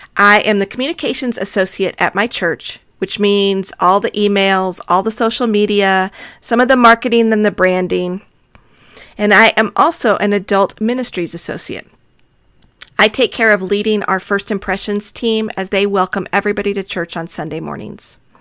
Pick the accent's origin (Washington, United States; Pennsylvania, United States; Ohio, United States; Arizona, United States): Arizona, United States; Tucson; also born or lived in Texas; I was born in Texas, but I have lived most of my life in the desert southwest of Arizona. I love Tucson